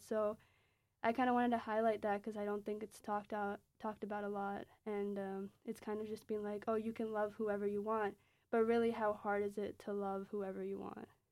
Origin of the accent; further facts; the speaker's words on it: Pakistan; now in United States; my own experiences as a Pakistani immigrant